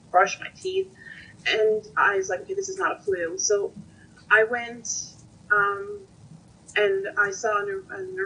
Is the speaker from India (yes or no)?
no; Newfoundland and Labrador, Canada; also born or lived in Ontario; I am a Newfoundlander, but I was living in Ontario. And just after I moved back home to Newfoundland